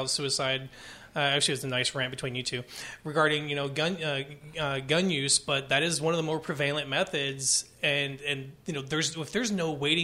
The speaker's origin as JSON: {"language": "English", "town": "San Antonio", "region": "Texas", "country": "United States", "said": "I am from San Antonio"}